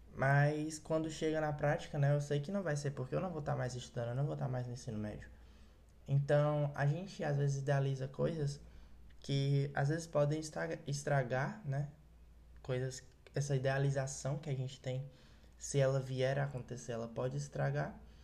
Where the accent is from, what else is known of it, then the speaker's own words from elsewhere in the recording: Ceará, Brazil; sou do Ceará, talvez por isso eu fale um pouco apressado demais